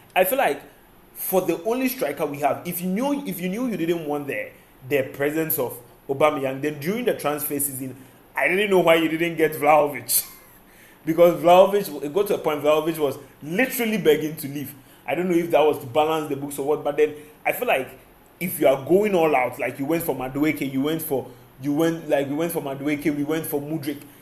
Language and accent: English; Ghana; as a Ghanaian